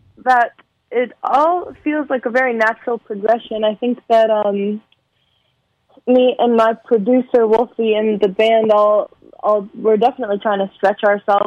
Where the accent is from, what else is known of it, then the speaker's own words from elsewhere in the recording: San Fernando Valley, California, United States; the San Fernando Valley where I'm from